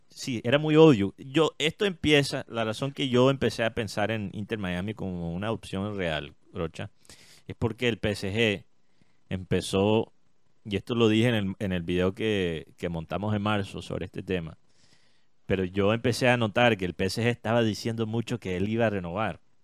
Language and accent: Spanish; Colombia; como colombiano